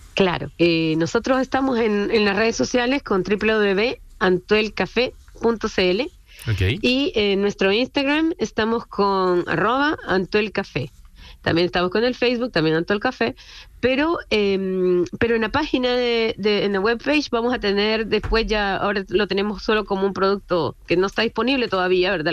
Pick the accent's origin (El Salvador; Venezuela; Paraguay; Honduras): Honduras; now in Chile; yo soy hondureña, yo soy hondureña y mi socio es chileno. Yo vivo hace mucho tiempo acá en Chile